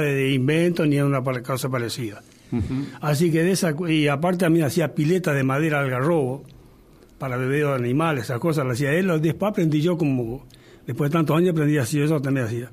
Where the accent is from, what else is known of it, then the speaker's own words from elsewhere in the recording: Argentina; allá donde yo nací, en la estancia de la selva. Entre los indios, ahí nací yo